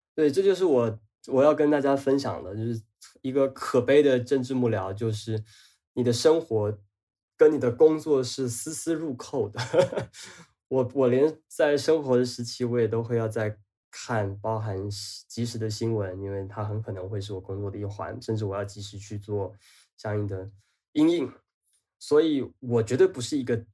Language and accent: Chinese; Banqiao, New Taipei, Taiwan; also born or lived in Taichung; 离我的家乡板桥很近